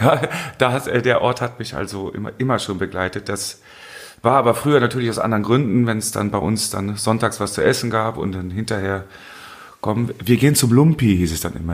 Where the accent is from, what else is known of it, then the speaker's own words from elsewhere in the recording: Hennef, North Rhine-Westphalia, Germany; ich bin ähm, aufgewachsen in der Steinstraße bis 76